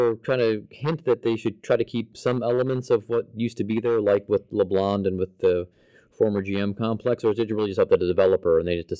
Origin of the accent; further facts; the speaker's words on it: Cleveland, Ohio, United States; now in Norwood, United States; growing up in Cleveland, I can remember we had a mall in our town